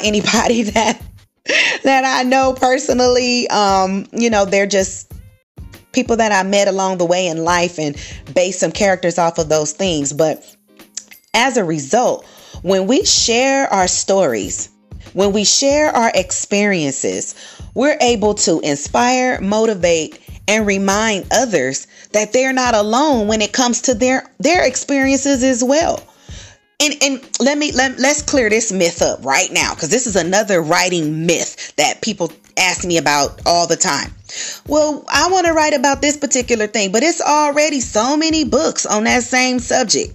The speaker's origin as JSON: {"language": "English", "region": "California", "country": "United States", "moved": "yes", "lives_now": "Texas, United States", "said": "I'm originally from California"}